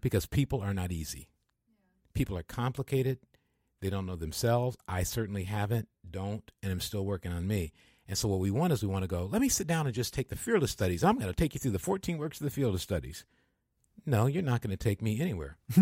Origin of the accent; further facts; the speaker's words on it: Michigan, United States; I'm from Michigan and the part of Michigan I'm from